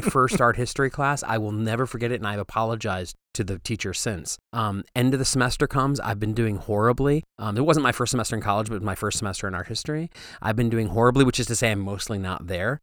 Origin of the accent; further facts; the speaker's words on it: Waterford, Michigan, United States; also born or lived in Pontiac, Michigan; I'm from Pontiac, Michigan, um, although I grew up in Waterford